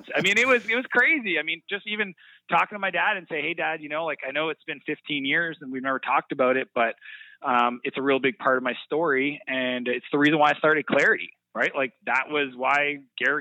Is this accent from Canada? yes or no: yes; Canada; I'm very proud to be Canadian